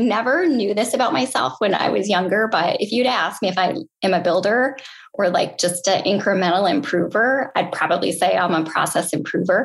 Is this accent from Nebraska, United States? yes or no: no; Austin, Minnesota, United States; Hormel Foods is headquartered there, which is kind of funny, but they have a spam jam every year and a spam museum.